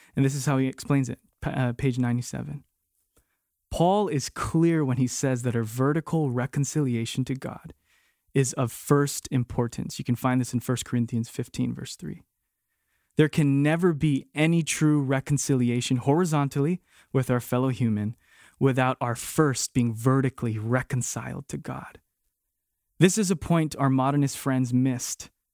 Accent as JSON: {"language": "English", "region": "Hawaii", "country": "United States", "tie": "born or raised there", "moved": "yes", "said": "born and raised in Hawaii like me"}